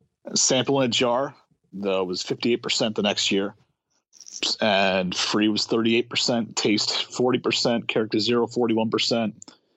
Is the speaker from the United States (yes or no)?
yes; Rhode Island, United States; Rhode Island.